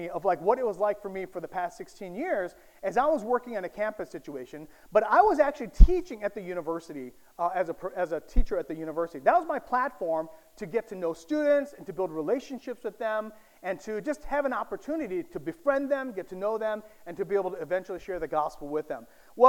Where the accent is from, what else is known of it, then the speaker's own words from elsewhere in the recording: St. Louis, Missouri, United States; moved away as an adult; also born or lived in Korea; now in Bangkok, Thailand; So I myself am Korean American. I was born in Korea, but I grew up in the United States, just outside of St. Louis.